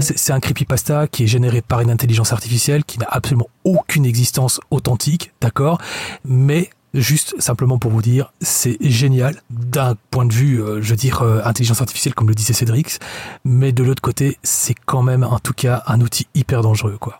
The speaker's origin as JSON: {"language": "French", "country": "Belgium", "also_born_or_lived": "Lustin, Belgium", "said": "je venais d'une autre région de la Belgique"}